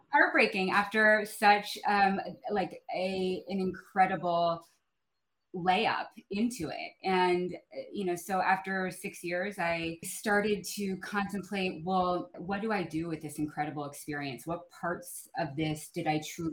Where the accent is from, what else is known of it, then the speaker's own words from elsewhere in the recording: outside of San Francisco, California, United States; I was born and raised outside of San Francisco